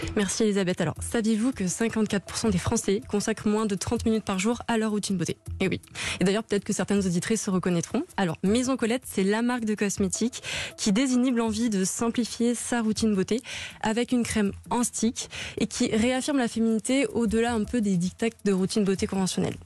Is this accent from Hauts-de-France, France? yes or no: no; Avignon, Provence-Alpes-Côte d'Azur, France; je suis originaire d'Avignon